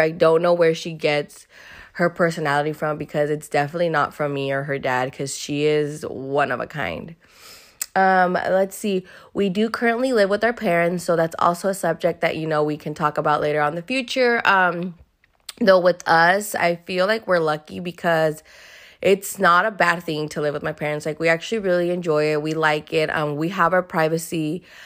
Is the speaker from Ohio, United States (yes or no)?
no; Hayward, California, United States; I was born and raised here in Hayward, California.